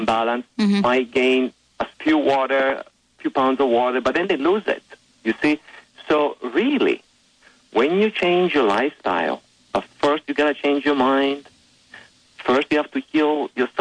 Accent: Italy; moved away as an adult; now in United States; I was born in Italy

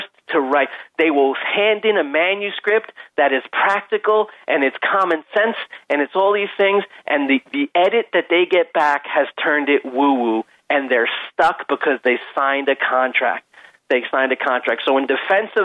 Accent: Long Island, New York, United States; I'm a dude from Long Island

